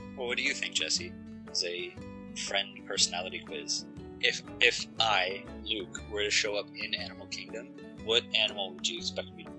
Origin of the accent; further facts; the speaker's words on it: Canada; I'm Canadian